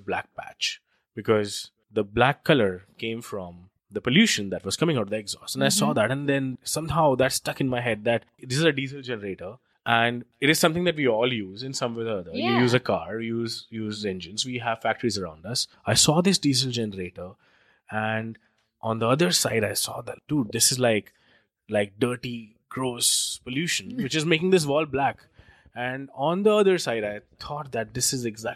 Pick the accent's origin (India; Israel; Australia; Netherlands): India; New Delhi, Delhi; moved away; I come from India, and I grew up in New Delhi, which is one of the most polluted cities in the world